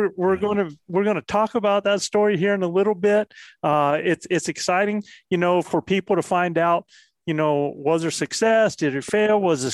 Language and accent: English; Norfolk, Virginia, United States; I was born in Norfolk, Virginia.